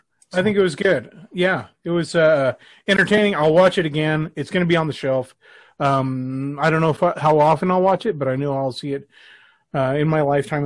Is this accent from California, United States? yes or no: yes; Los Angeles, California, United States; born there; I was born in East L.A.